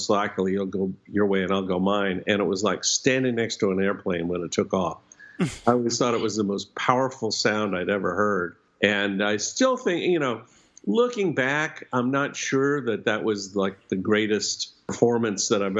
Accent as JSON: {"language": "English", "town": "Bloomington", "region": "Indiana", "country": "United States", "tie": "born or raised there", "said": "Bloomington, Indiana, which happens to be my hometown"}